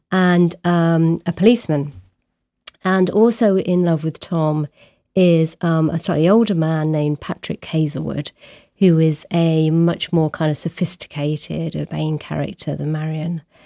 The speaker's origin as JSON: {"language": "English", "town": "Abingdon", "region": "South East England", "country": "United Kingdom", "tie": "born or raised there", "also_born_or_lived": "Warwick", "moved": "as an adult", "lives_now": "Brighton, United Kingdom", "said": "I grew up in the small town of Abingdon"}